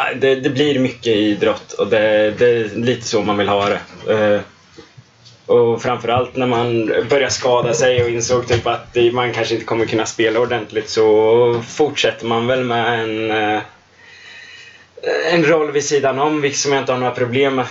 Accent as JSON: {"language": "Swedish", "town": "Linköping", "region": "Östergötland", "country": "Sweden", "tie": "born or raised there", "moved": "as an adult", "said": "född och uppvuxen i Linköping och har bott här nu sedan 2014 när jag började plugga här."}